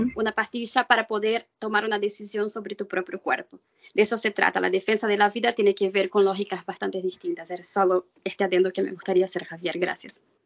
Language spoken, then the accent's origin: Spanish; Brazil; vengo de Brasil